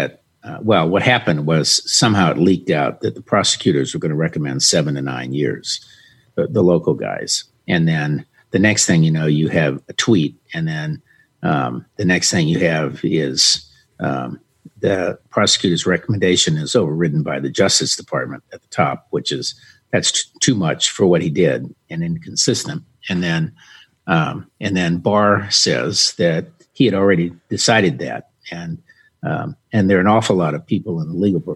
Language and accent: English; the South, United States; I'm a Southerner